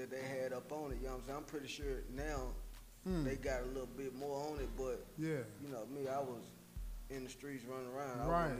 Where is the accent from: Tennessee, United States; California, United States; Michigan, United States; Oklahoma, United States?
Tennessee, United States; Nashville; man. I'm from West Nashville